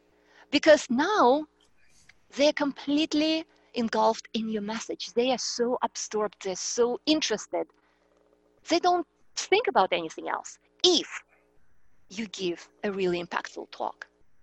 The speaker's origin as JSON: {"language": "English", "country": "Russia", "tie": "born or raised there", "accent": "Eastern European", "second_language": "English", "said": "Like, my accent is Eastern European. I grew up in Russia."}